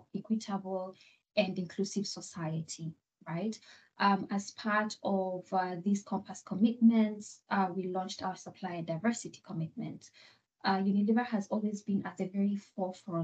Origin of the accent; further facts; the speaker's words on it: Kenya; moved away as an adult; now in Rotterdam, Netherlands; I am originally from Kenya